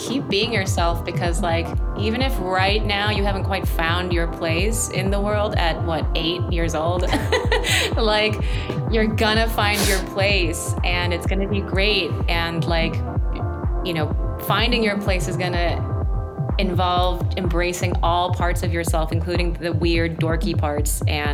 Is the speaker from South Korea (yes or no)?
yes; South Korea; moved away; growing up in Korea